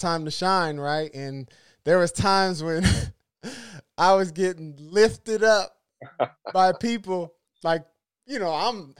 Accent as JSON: {"language": "English", "town": "San Diego", "region": "California", "country": "United States", "tie": "born or raised there", "said": "I'm from San Diego, born and raised"}